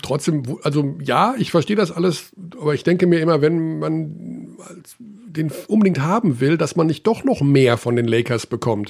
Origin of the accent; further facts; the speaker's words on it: Germany; Ich bin natürlich in Deutschland aufgewachsen und lebe in Deutschland